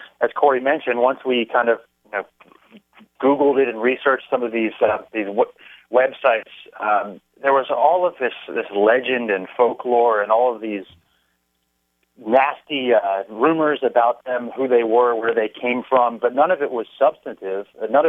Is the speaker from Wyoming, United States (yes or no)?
no; Washington, District of Columbia, United States; moved away as an adult; also born or lived in Miami, Florida / Madison, Wisconsin; now in Los Angeles, United States; Well, I was born and raised in Miami, but I grew up more so in the Washington, D.C. area. I went to high school in Washington, D.C., and then went to the University of Wisconsin-Madison, where I studied film and television there.